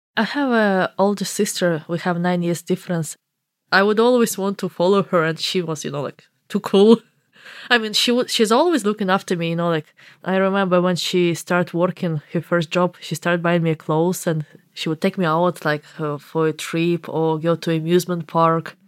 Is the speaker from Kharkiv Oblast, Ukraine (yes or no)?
no; Makiivka, Donetsk Oblast, Ukraine; English is a second language; moved away as an adult; also born or lived in Dublin, Ireland; now in Portlaoise, Ireland; I grew up in Makiivka, but, like, the nearest, largest city is Donetsk, like, twenty minutes away from me.